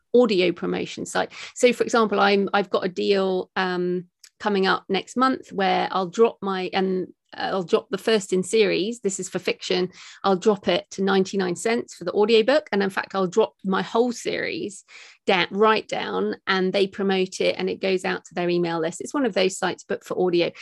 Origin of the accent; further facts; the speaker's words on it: United Kingdom; me as a British woman